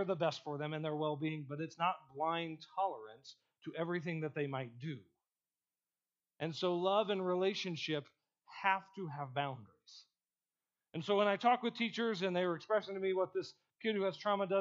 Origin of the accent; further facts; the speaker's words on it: Ohio, United States; moved away as an adult; I grew up in Ohio and I grew up on a farm.